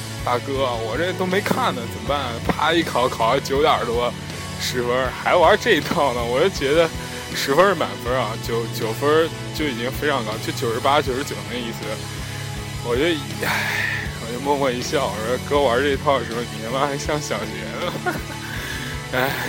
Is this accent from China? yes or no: yes; North China, China; 我以前没有发现自己是一个地地道道的北方人或怎么样，而现在呢，越发觉自己真的是一个北方人。